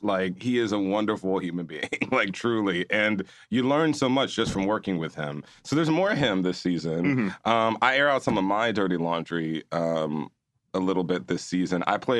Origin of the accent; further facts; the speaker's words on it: Houston, Texas, United States; I am from Houston, Texas.